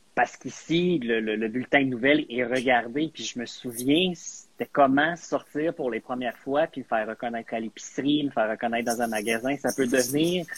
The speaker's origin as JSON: {"language": "French", "region": "Quebec", "country": "Canada", "also_born_or_lived": "Edmonton", "first_language": "English", "second_language": "French", "said": "je suis anglophone du Québec"}